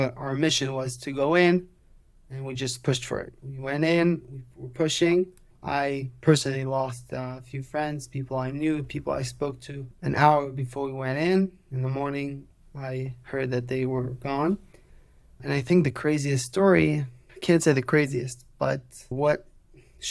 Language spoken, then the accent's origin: English; Petah Tikva, Central District, Israel; English is a second language; So I was born and raised in Israel. I'm 29 years old. 29, yeah. I grew up in Petah Tikva in Israel.